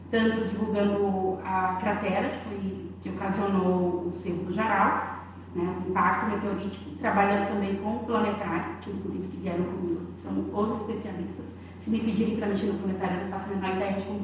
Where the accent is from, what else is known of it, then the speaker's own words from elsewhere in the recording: Bahia, Brazil; also born or lived in Rio Grande do Norte / Porto Alegre; now in Uruguaiana, Brazil; Não é porque eu sou baiana